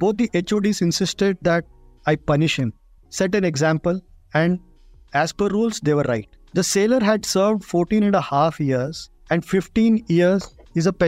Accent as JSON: {"language": "English", "country": "India", "said": "as an Indian"}